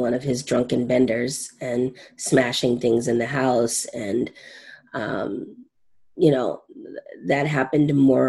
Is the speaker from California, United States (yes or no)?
yes; Southern California, United States; moved away; also born or lived in Maine; I'm from Southern California.